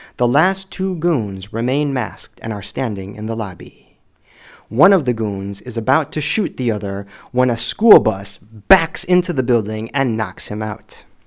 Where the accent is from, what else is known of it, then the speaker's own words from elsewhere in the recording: Illinois, United States; also born or lived in Los Angeles, United States; my home state of Illinois